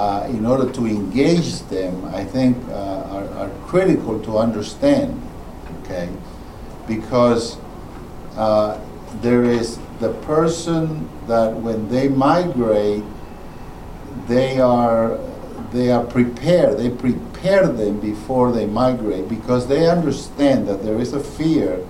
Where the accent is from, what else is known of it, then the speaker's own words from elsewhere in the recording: New Orleans, Louisiana, United States; moved away as an adult; also born or lived in Honduras; now in Georgia, United States; moved to New Orleans with the Cajuns